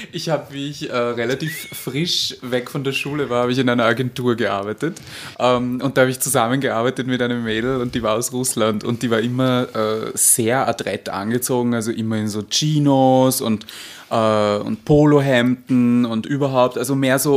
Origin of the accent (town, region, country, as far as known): Vienna, Austria; accent: Viennese (Wienerisch)